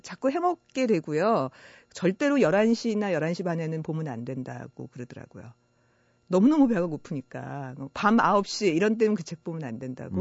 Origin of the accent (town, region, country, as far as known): Seoul, South Korea; born or raised there; moved away as an adult; also born or lived in Icheon, Gyeonggi